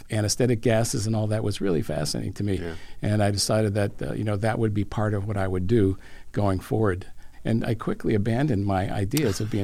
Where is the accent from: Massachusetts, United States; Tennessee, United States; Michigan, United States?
Massachusetts, United States; Boston; I grew up in Boston